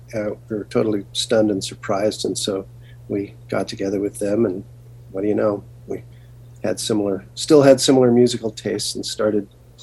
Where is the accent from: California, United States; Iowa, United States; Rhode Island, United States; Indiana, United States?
California, United States; Garden Grove; I grew up in Garden Grove, California, which is the heart of Orange County, California, about 2 miles from Disneyland.